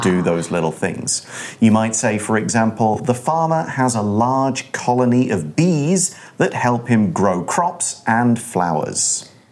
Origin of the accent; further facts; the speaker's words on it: United Kingdom; I come from the UK.